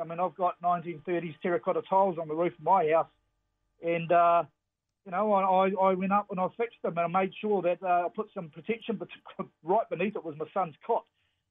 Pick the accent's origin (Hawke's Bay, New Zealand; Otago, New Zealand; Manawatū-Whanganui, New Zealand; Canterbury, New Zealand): Hawke's Bay, New Zealand; Napier; also born or lived in London; now in Wellington, New Zealand; Having lived in London for 18 years and never experiencing an earthquake, I freaked out when I came back here. I was brought up in Napier, where we are very, very conscious of earthquakes there for obvious reasons.